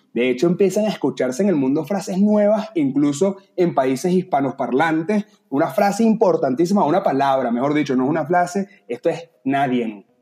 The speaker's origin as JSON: {"language": "Spanish", "country": "Venezuela", "moved": "yes", "said": "nosotros como venezolanos nos tocó vivir tiempos difíciles"}